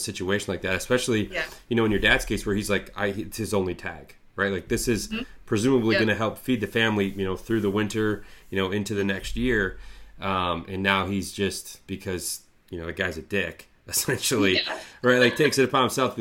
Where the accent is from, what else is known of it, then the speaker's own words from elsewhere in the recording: Lewiston, Michigan, United States; I'm from a small town called Lewiston, Michigan.